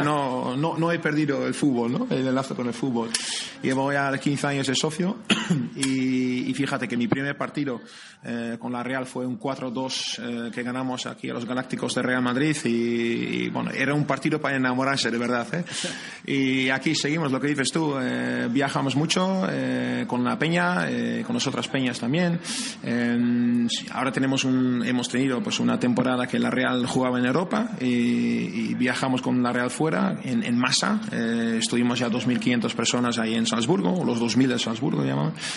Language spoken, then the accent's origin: Spanish; near Amsterdam, North Holland, Netherlands; moved away as an adult; now in San Sebastián, Spain; soy de cerca de Ámsterdam